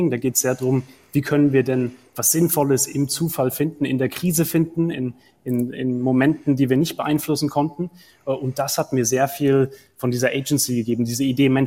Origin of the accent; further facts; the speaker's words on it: Heidelberg, Baden-Württemberg, Germany; also born or lived in Bergisch Gladbach; ich bin in Heidelberg dann auch aufgewachsen, also aus Bergisch Gladbach nach Heidelberg gekommen